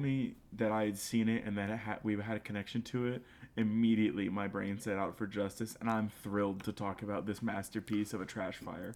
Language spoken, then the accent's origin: English; the South, United States; accent: somewhat southern; my somewhat southern accent